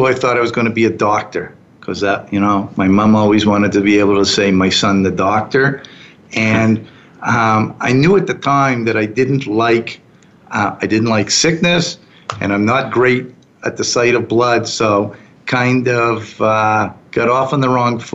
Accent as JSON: {"language": "English", "town": "Fredericton", "region": "New Brunswick", "country": "Canada", "tie": "born or raised there", "also_born_or_lived": "New York", "moved": "as an adult", "lives_now": "Calgary, Canada", "said": "I grew up there"}